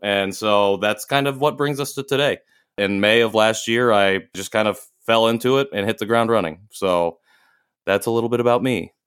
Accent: rural Indiana, United States; moved away as an adult; also born or lived in Seoul, South Korea / Chicago / Houston; I was born in Seoul in 1990 and transracially adopted by a white family in rural Indiana, very small town. Um, grew up there

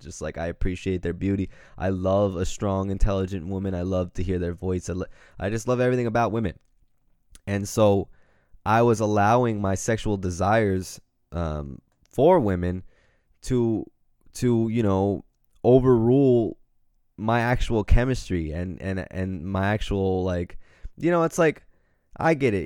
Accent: Pacific Grove, California, United States; we all lived in a little apartment in my hometown of Pacific Grove, California

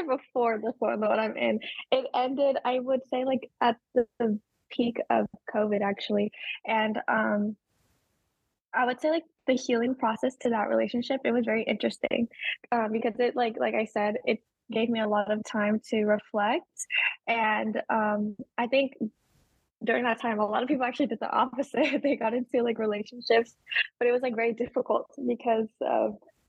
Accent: Sacramento, California, United States; now in San Diego, United States; I was born and raised in Sacramento, California, and I have grown up in California all my life.

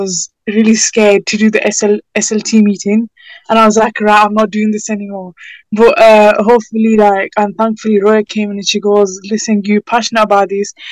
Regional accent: United Kingdom; My parents are from Pakistan, and I was born in the UK, so I'm Pakistani

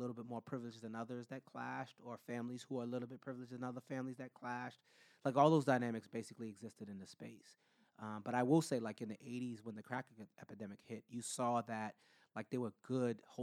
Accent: Boston, Massachusetts, United States; I consider to be the area where I grew up in Common Square to be like a little Brooklyn

